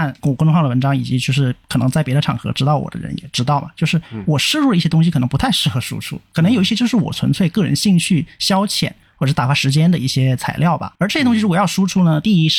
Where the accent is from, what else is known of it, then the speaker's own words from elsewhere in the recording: Nanning, Guangxi, China; moved away; 因为毕竟南宁是我的故乡嘛，那我也离开故乡蛮久了啊。